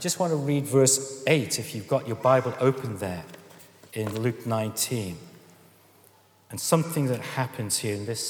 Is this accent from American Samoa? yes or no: no; Stoke-on-Trent, West Midlands, United Kingdom; I come from Stoke-on-Trent, and I come from a working-class background.